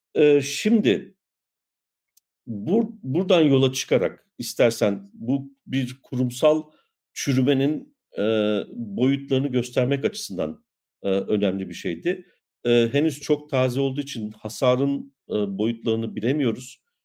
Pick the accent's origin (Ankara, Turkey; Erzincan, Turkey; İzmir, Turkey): Erzincan, Turkey; İliç; Ben de bir İliçliyim.